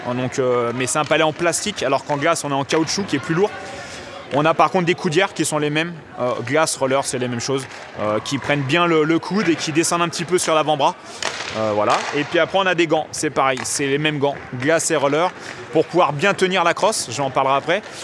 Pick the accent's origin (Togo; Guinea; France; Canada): France; en tant que petit français en France